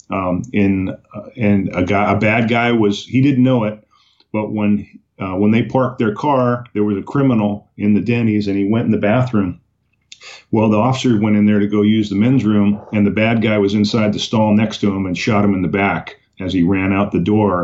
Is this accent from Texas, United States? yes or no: no; Oxnard, California, United States; also born or lived in Islip, Long Island, New York; That was my hometown, Oxnard, California, which is in Ventura County